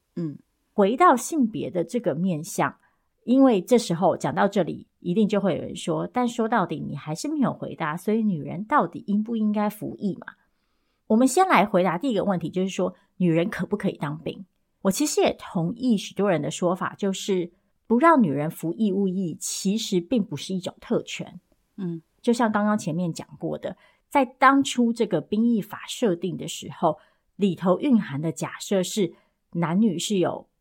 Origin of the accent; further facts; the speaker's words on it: Taiwan; 作为台湾人